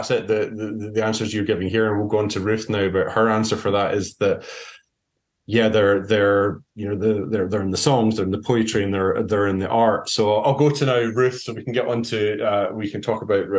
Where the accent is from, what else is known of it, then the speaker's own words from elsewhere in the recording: Scotland, United Kingdom; as a Scot